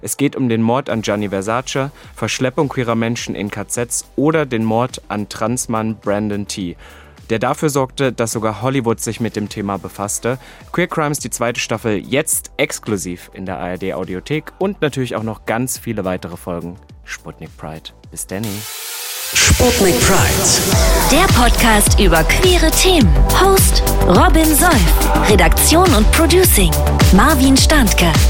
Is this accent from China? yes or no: no; Austria; accent: Austrian; Ich, ich versuche auch noch meinen Dialekt, meinen österreichischen Dialekt wieder